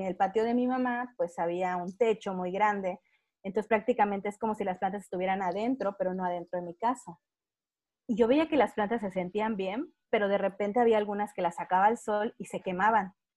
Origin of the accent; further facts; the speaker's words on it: Mexico; yo soy de México